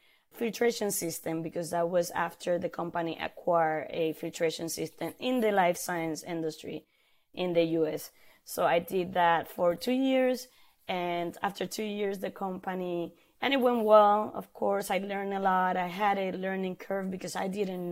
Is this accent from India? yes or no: no; Puerto Rico; moved away as an adult; now in Florida, United States; I was born in Puerto Rico, and growing up in the island